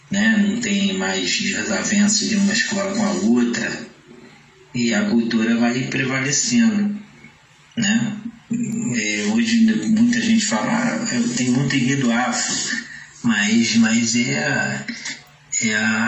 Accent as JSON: {"language": "Portuguese", "town": "São Gonçalo", "region": "Rio de Janeiro", "country": "Brazil", "tie": "born or raised there", "said": "de onde eu fui criado na Porta Pedra"}